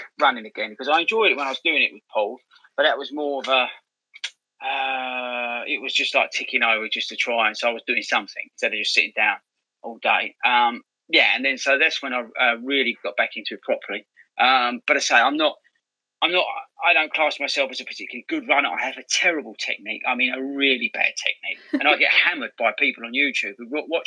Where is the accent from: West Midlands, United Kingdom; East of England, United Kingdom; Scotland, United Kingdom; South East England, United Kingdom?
East of England, United Kingdom; Southend-on-Sea; I'm from Southend originally. I grew up there